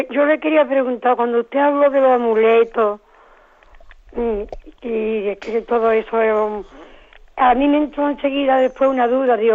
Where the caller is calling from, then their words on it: Seville, Andalusia, Spain; de Sevilla.